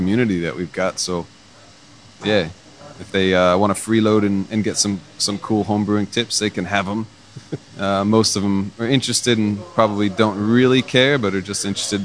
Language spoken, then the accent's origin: English; United States; moved away as an adult; now in Sydney, Australia; I'm an American, but I still started my brewing career in Australia